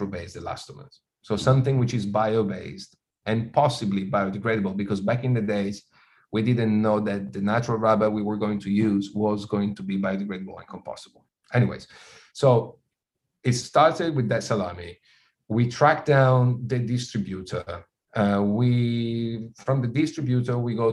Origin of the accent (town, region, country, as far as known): Italy; born or raised there